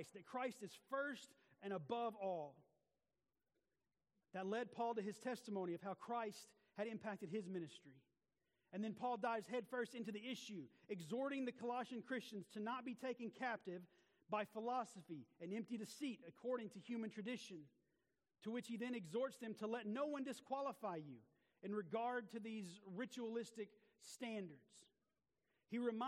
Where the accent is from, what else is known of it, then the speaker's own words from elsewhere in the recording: the South, United States; this was a big part of my childhood growing up in the South